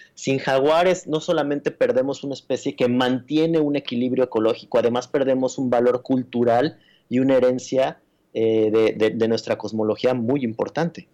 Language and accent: Spanish; Mexico City, Mexico; Yo nací y crecí en la Ciudad de México, que es la jungla de asfalto.